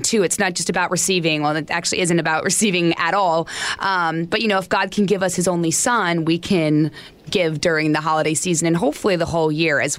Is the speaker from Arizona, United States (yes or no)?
yes; Arizona, United States; I'm from Arizona